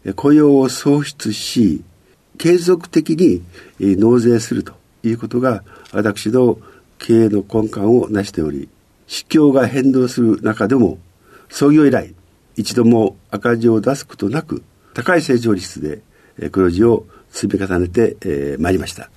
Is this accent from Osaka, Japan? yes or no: no; Ozu, Ehime, Japan; 愛媛県という,、はい、四国ですね、うん、愛媛県の大洲市というところに